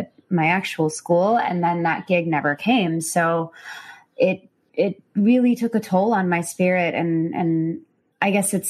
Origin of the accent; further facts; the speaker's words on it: Chicago, Illinois, United States; So I was from Chicago